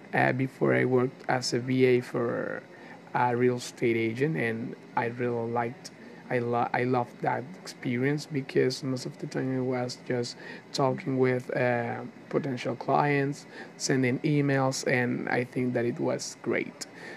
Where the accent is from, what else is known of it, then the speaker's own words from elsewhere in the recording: Barcelona, Anzoátegui, Venezuela; I'm 19 years old. I'm from Venezuela, Barcelona, Venezuela.